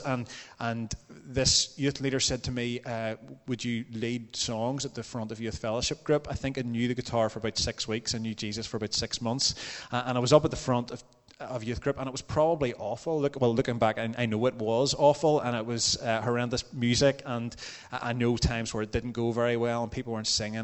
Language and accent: English; Templepatrick, Northern Ireland, United Kingdom; I grew up in Templepatrick